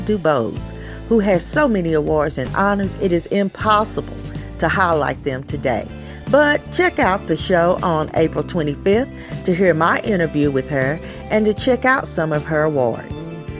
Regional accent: Tennessee, United States; my home state of Tennessee.

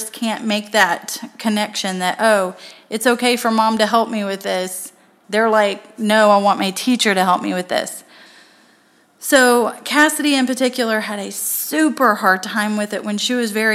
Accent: Tennessee, United States; now in Florida, United States; I'm from Tennessee

